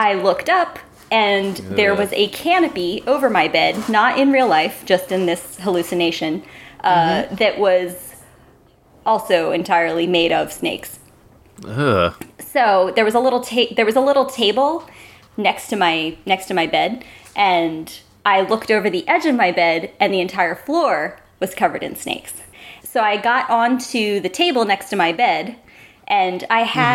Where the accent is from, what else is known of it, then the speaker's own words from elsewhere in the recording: Delaware, United States; I grew up in Delaware, which, you know, nothing exciting about it.